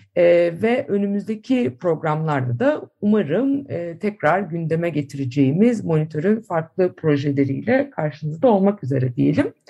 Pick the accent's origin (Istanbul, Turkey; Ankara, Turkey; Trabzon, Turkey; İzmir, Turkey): Istanbul, Turkey; İstanbullular olarak